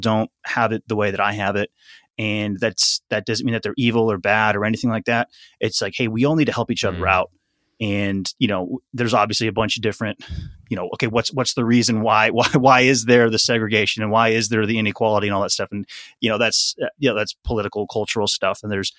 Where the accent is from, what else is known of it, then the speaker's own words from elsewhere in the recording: Wisconsin, United States; And I grew up in Wisconsin. I grew up in a city though, so it's not like I was out in the in the cornfields or whatever. Growing up, I was definitely not a country boy.